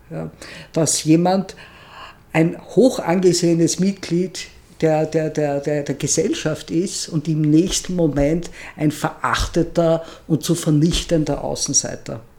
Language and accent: German; Vienna, Austria; ich bin ja in Wien aufgewachsen und fand diese Stadt als Kind nur deprimierend. Und jetzt finde ich Wien unglaublich toll.